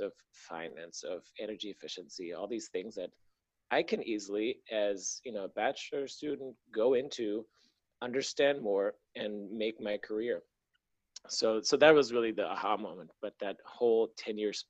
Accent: Berlin, Germany; moved away as an adult; also born or lived in San Francisco, United States; I was born and raised in Berlin, moved to the US for college. So I was 19.

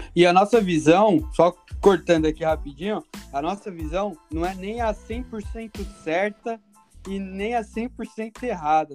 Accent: Guarulhos, São Paulo, Brazil; moved away as an adult; also born or lived in Bahia; now in Canada; eu nasci na Bahia, porém muito cedo já fui para Guarulhos, São Paulo

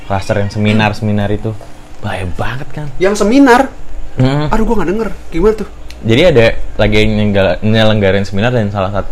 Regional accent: Depok, West Java, Indonesia; Iya, yeah, gue gue gue dari Depok.

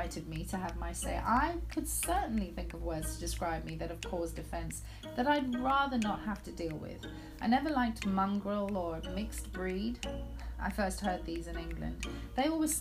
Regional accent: Zimbabwe; I was born in Zimbabwe, which was then called Rhodesia, in 1974. In 1980, my country gained independence

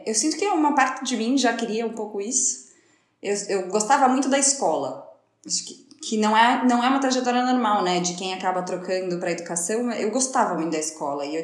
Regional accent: São Paulo, Brazil; moved away as an adult; now in Barcelona, Spain; eu sou de São Paulo, São Paulo capital.

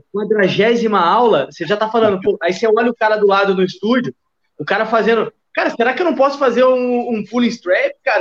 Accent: São Paulo, Brazil; moved away as an adult; also born or lived in Minas Gerais, Brazil; now in Rio de Janeiro, Brazil; eu sou de São Paulo, mas eu fui fazer faculdade em Minas Gerais

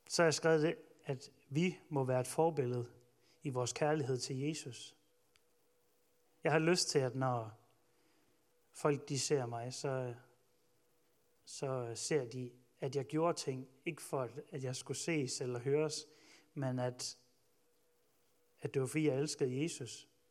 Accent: Ølgod, Southern Denmark, Denmark; jeg voksede op i Ølgod

